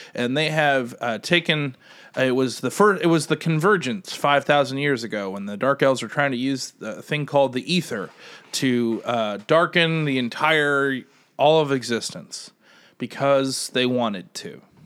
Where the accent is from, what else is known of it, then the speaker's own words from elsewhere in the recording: Midwest, United States; moved away; I'm from the Midwest